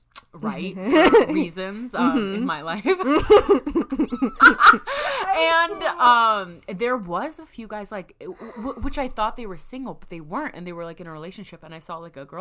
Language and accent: English; United States; I'm from the United States of America